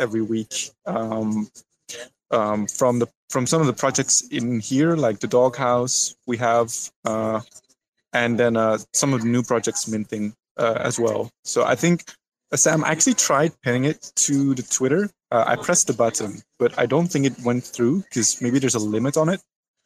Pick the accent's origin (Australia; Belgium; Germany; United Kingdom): Belgium; I'm from Belgium